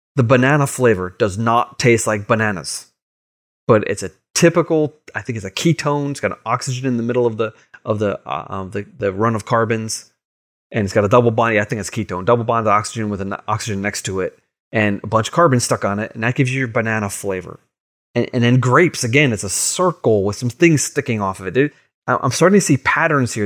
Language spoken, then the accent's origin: English; Long Island, New York, United States; growing up on Long Island in, in Boy Scouts